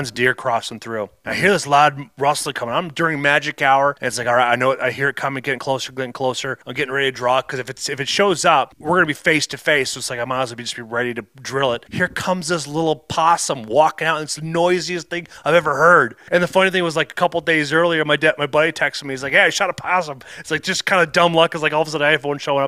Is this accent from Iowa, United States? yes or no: yes; Iowa, United States; moved away; also born or lived in Minnesota; I was growing up in Iowa